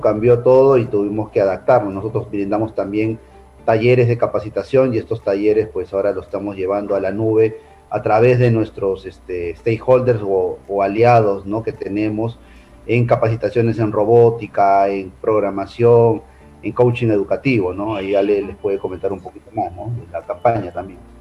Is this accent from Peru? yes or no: yes; Peru; como personas eh, y peruanos